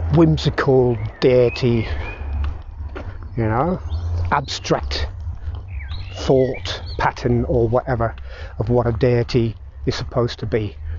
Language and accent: English; Belfast, Northern Ireland, United Kingdom; moved away; And I grew up in Belfast, Northern Ireland, I saw the start of the Troubles